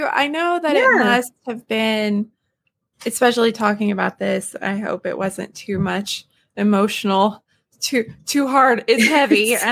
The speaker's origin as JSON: {"language": "English", "region": "the South", "country": "United States", "said": "I'm from the South."}